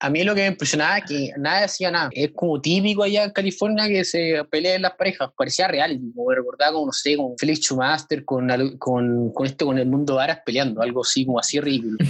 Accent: Chile; como cualquier chileno

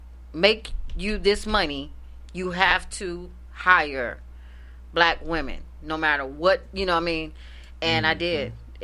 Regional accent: the South, United States; I'm from the South.

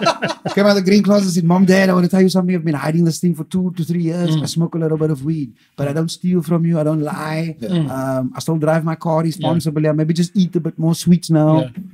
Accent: Cape Town, Western Cape, South Africa; I try and stay true to my roots where I come from. I grew up in Mitchell's Plain, so I like to talk the tongue of my people. I'm a kind of lighty

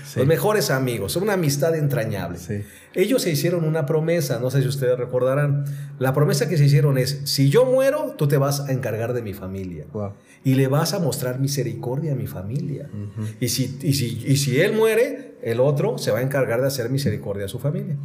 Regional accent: Mexico City, Mexico; yo soy de la Ciudad de México

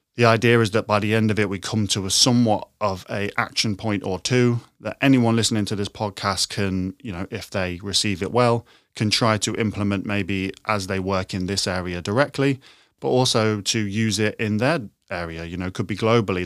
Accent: Horncastle, East Midlands, United Kingdom; moved away as an adult; now in London, United Kingdom; I grew up in the East Midlands, in a small town called Horncastle

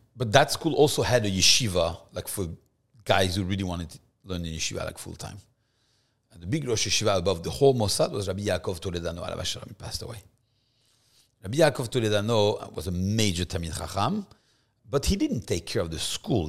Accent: Paris, Île-de-France, France; moved away as an adult; also born or lived in Versailles, France; now in Miami, United States; I was born in France, in Versailles, actually. Um, beautiful place, a small Jewish community, but Versailles has, uh, a lot of history for the Jews. Um, but I grew up in Paris

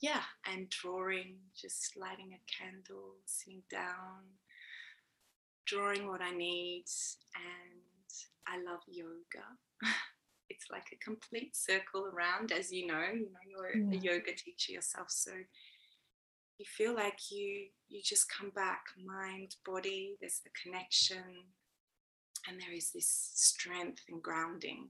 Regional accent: Australia; accent: Australian; moved away as an adult; now in Sweden; you can probably hear I have an Australian accent

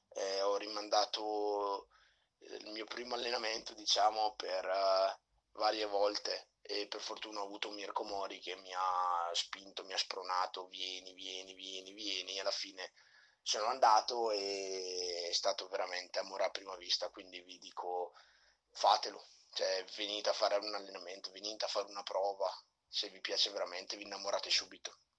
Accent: Brescia, Lombardy, Italy; Vengo da Brescia, dove alleno anche un gruppo di ragazzi

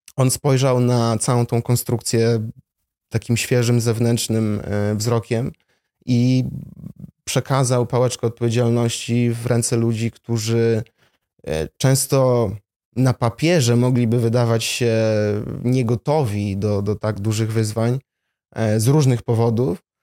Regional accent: Warsaw, Masovian Voivodeship, Poland; also born or lived in Jabłonna; Urodziłem się w Warszawie, stąd pochodzę.

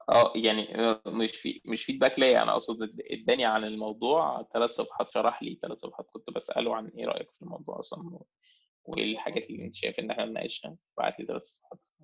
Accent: Egypt; احنا مصريين

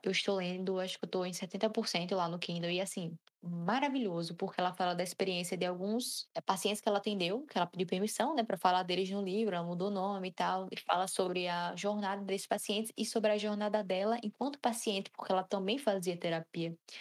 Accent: Brazil; sendo brasileiro

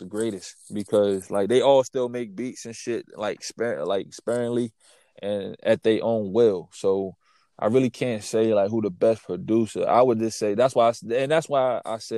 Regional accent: New Jersey, United States; I was raised in Jersey

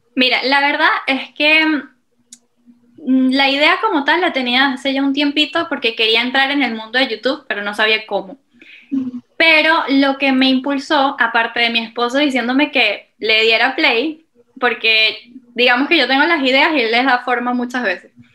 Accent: Venezuela; moved away as an adult; now in Portugal; yo desde muy pequeña soy voluntaria de Olimpiadas Especiales Venezuela

